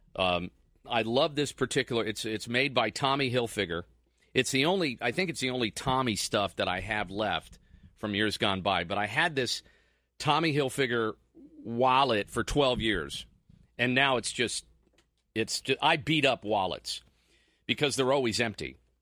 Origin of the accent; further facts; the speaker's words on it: New Jersey, United States; I'm from Jersey, so I call everybody guys